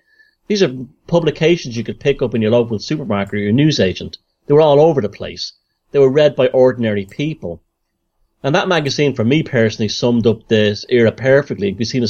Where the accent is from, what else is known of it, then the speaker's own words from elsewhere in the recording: Northern Ireland, United Kingdom; And also escaping, you growing up in Northern Ireland during the Troubles, escaping that reality too.